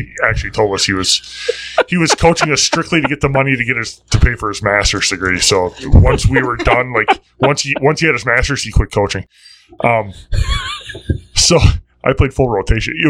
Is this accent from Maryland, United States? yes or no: no; Cudahy, Wisconsin, United States; Growing up in Cudahy, our conference had, like, the Brookfield schools, it had the Tosa schools